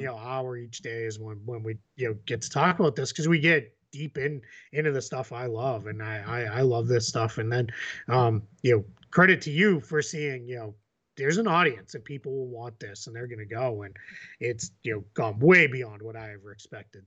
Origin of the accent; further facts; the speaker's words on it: Boston, Massachusetts, United States; accent: Boston; my Boston accent